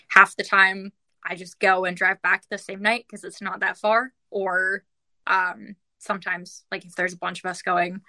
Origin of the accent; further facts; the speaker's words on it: Vancouver, British Columbia, Canada; I was born and raised in Vancouver